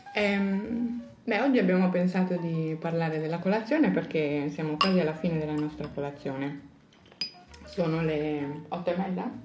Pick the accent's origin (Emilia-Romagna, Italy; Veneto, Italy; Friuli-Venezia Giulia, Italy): Friuli-Venezia Giulia, Italy; Pordenone; sono di Pordenone e quindi sono molto più a nord.